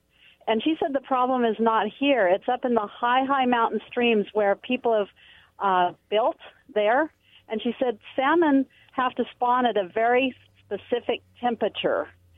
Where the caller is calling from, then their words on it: Prosser, Washington, United States; from Prosser.